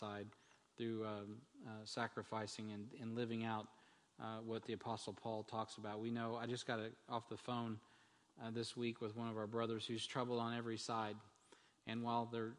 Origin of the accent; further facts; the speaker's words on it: United States; As an American